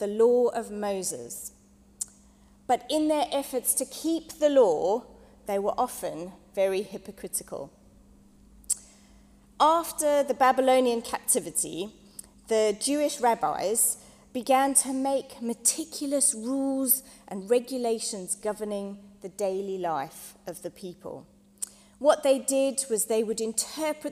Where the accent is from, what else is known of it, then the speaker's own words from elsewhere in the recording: South Africa; moved away; When I was growing up in South Africa